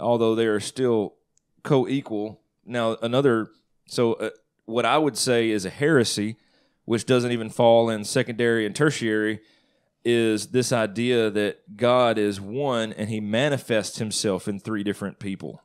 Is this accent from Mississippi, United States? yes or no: yes; Northeast Mississippi, United States; I grew up in Northeast Mississippi